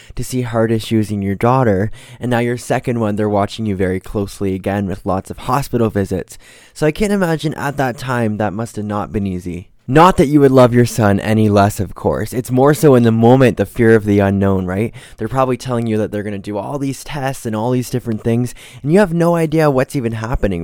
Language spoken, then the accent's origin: English; Ontario, Canada; I'm also from Ontario